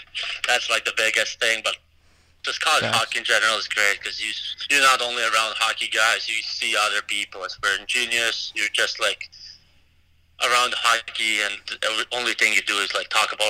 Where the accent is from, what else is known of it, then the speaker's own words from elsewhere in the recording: Latvia; now in United States; I just grew up playing Latvia. I think we only had like 16 rinks in the whole country when I was growing up.